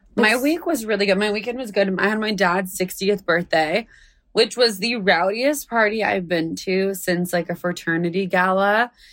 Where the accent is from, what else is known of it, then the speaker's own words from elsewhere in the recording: United States; I'm born in America